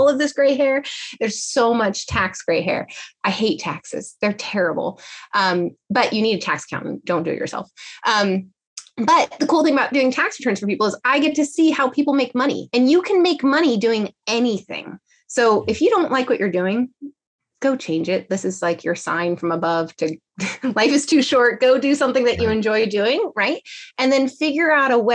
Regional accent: California, United States; I'm from California.

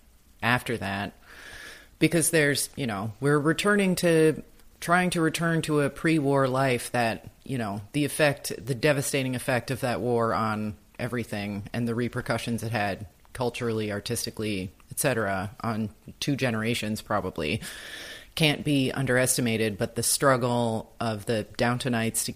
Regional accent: United States; as an American

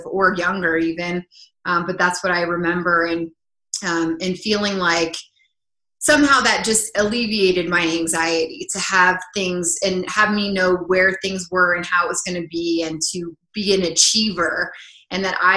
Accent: Crested Butte, Colorado, United States; also born or lived in Los Angeles; I'm a native from Colorado. I grew up in a small town

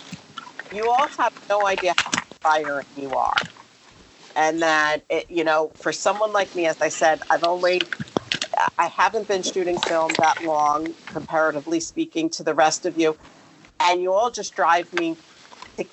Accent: North Plainfield, New Jersey, United States; moved away; I grew up in Somerset County in a little town called North Plainfield

